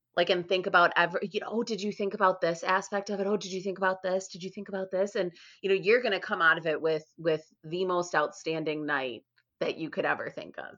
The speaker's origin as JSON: {"language": "English", "town": "Chicago", "region": "Illinois", "country": "United States", "tie": "born or raised there", "said": "I grew up in Chicago"}